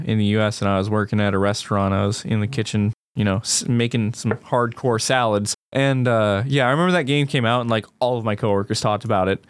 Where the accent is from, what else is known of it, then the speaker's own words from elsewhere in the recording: United States; as an American